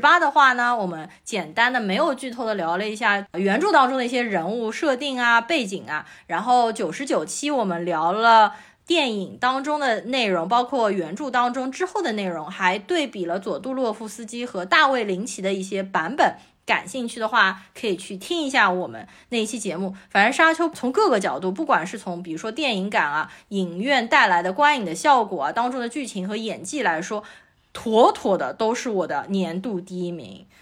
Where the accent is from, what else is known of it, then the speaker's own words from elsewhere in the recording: Shanghai, China; 我从小就是在市中心静安区长大的